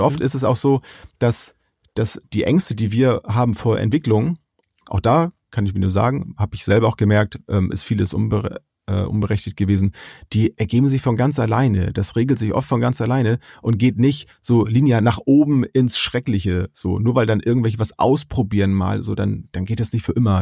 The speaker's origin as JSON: {"language": "German", "country": "Germany", "said": "bei uns in Deutschland"}